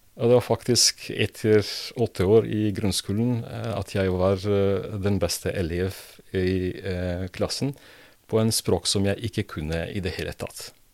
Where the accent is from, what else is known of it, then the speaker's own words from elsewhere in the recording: Prizren, Kosovo; Norwegian is a second language; moved away as an adult; also born or lived in Belgrade, Serbia / Split, Croatia / Montenegro / Bosnia and Herzegovina; now in Drammen, Norway; Jeg har oppvokst i Prizren, uh, som er nå Kosovo